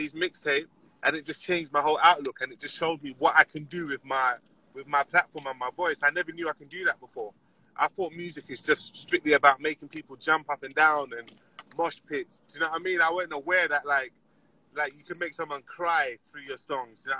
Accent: London, United Kingdom; I'm an artist from North London

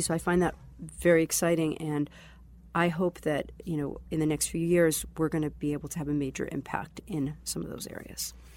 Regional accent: Boston, Massachusetts, United States; also born or lived in Israel; I grew up in the Boston area, but I'd say it's been, um, probably about ten to twelve years in Israel

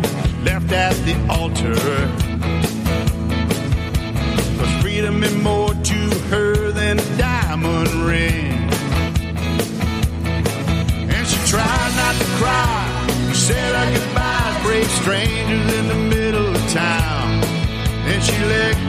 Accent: Mobile, Alabama, United States; I grew up in Mobile, 1.5, 2 hours from New Orleans

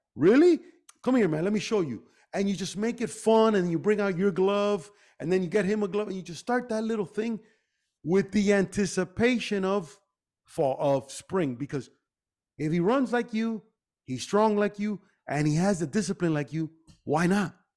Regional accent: Miami, Florida, United States; we grew up here in Miami

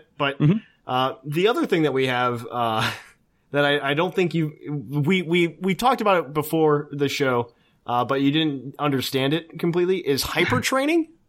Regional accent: Indiana, United States; now in Ohio, United States

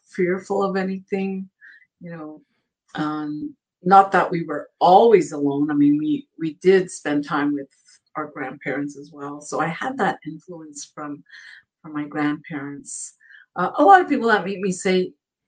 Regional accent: Ottawa, Ontario, Canada; now in Vancouver and Seattle; I was born and raised in Ottawa, Ontario, which, yes, is in Canada.

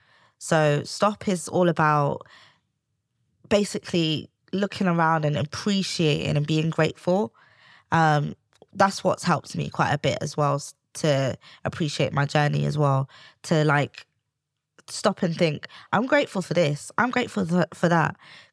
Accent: Sierra Leone; Yeah, I'm from Sierra Leone, West Africa.

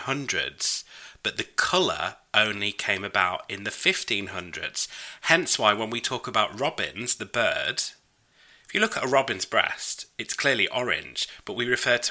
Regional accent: United Kingdom; I'm British.

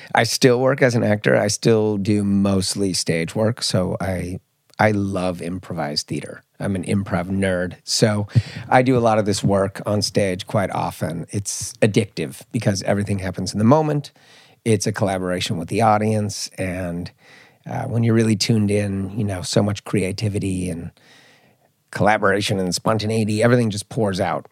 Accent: Marin County, Bay Area, California, United States; also born or lived in Mallorca, Spain; now in Stockholm, Sweden; I grew up in Marin County, which is a lot of high achievers

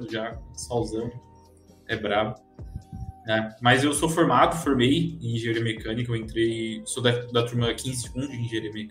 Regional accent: Presidente Prudente, São Paulo, Brazil; É, eu sou nascido e criado em Presidente Prudente, não sei se pessoal aí conhece, né?

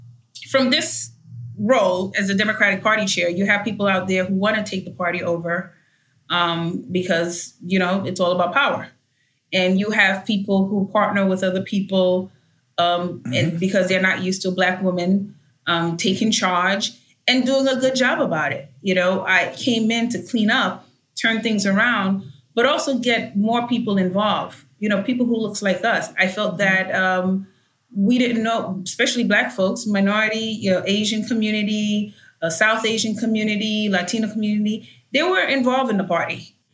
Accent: Haiti; first language Haitian Creole; English is a second language; And I started speaking my first tongue, which is Haitian Creole.

